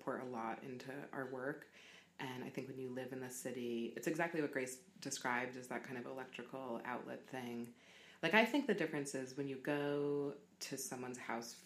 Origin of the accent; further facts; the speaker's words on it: New York City, New York, United States; moved away as an adult; I'm from New York City. It was my first love